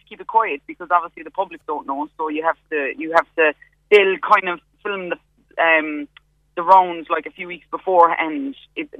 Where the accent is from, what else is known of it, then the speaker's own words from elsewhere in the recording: Knocknagree, Munster, Ireland; moved away as an adult; also born or lived in Cork City, Ireland; now in London, United Kingdom; I'm from Knocknagree, but I lived in Cork City for about 8 years.